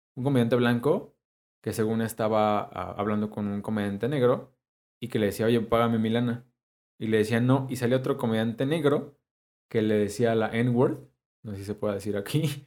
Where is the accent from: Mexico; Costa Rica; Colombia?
Mexico; soy mexicano